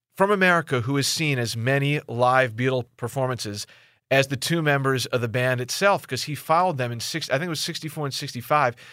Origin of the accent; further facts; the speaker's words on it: Philadelphia suburbs, Pennsylvania, United States; I grew up in the Philly burbs